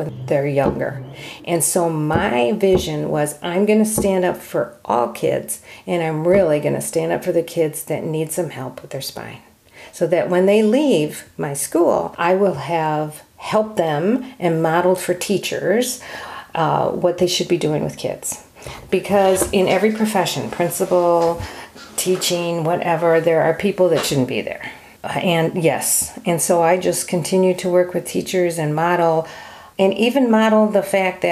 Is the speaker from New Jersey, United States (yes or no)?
yes; New Jersey, United States; I was born in New Jersey